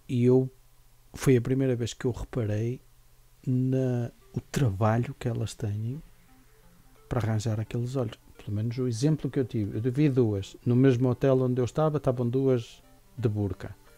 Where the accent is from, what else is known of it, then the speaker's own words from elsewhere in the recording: Minho, Portugal; Nós somos minhotos